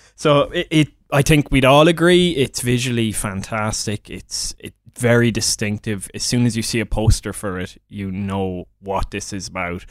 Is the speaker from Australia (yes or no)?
no; Midlands, Ireland; I'm from the Midlands in Ireland.